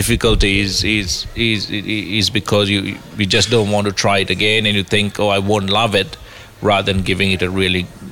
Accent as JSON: {"language": "English", "town": "Kandy", "region": "Central Province", "country": "Sri Lanka", "tie": "born or raised there", "said": "I was very, very fortunate growing up in Sri Lanka"}